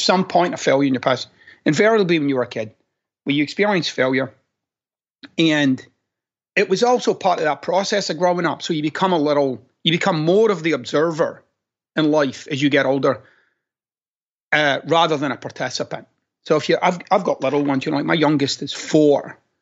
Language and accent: English; Glasgow, Scotland, United Kingdom; moved away; I'm a guy from Glasgow.